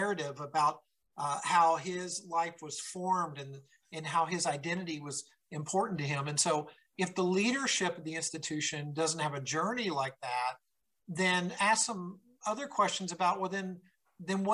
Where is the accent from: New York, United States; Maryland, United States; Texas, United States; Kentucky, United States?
Kentucky, United States; growing up in Kentucky